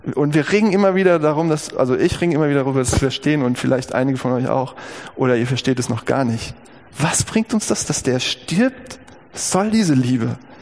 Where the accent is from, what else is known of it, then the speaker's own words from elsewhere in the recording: Gießen, Hesse, Germany; über dem Eingang der alten Chirurgie der Uniklinik Gießen, das ist mein Geburtsort